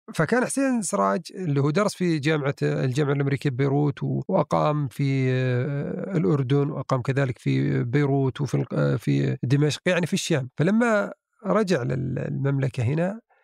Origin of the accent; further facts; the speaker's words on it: southern Saudi Arabia, Saudi Arabia; عندنا في الجنوب